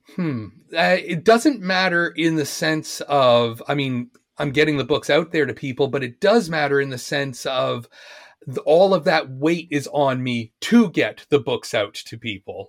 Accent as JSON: {"language": "English", "town": "Oshawa", "region": "Ontario", "country": "Canada", "tie": "born or raised there", "also_born_or_lived": "Japan / England", "moved": "as an adult", "said": "I was born in Oshawa, Oshawa, Ontario"}